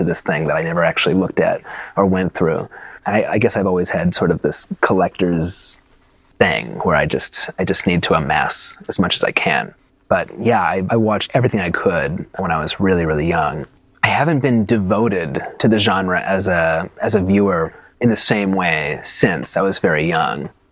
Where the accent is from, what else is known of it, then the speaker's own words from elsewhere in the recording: Santa Fe, New Mexico, United States; also born or lived in New York; I was born in New York, but I grew up in New Mexico primarily. That's where I spent my adolescence, in Santa Fe, New Mexico